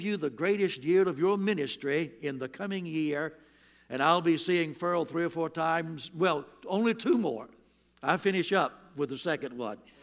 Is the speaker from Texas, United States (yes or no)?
no; Williamston, North Carolina, United States; I'm from Williamston, North Carolina, but there's a place in that town called Doodle Hill. And that's where I come from.